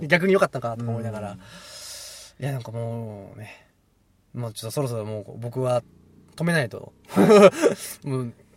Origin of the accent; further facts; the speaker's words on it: Hiroshima, Japan; now in Ishikawa, Japan; 広島出身